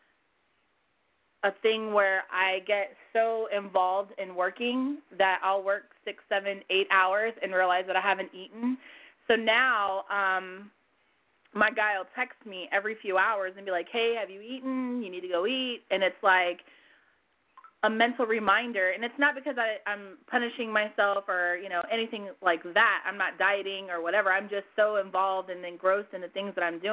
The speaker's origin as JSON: {"language": "English", "region": "California", "country": "United States", "said": "I'm from California"}